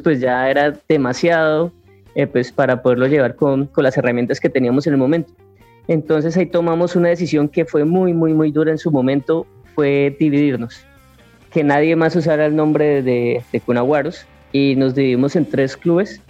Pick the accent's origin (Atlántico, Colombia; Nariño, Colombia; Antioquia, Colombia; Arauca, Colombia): Arauca, Colombia; en nuestra región, en Arauca